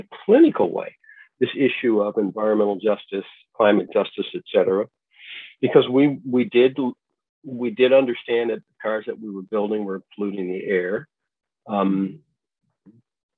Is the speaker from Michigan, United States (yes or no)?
yes; Pontiac, Michigan, United States; also born or lived in Ann Arbor, Michigan; growing up in Pontiac